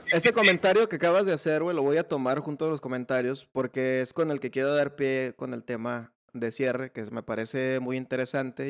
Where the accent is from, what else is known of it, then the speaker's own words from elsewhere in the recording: Mexico; uno como mexicano